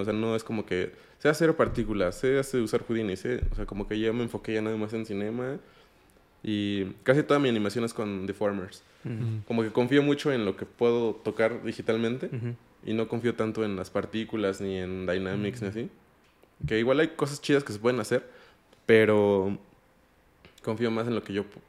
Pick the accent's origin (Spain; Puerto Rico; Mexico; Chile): Mexico; moved away as an adult; also born or lived in Amsterdam, Netherlands; yo soy mexicano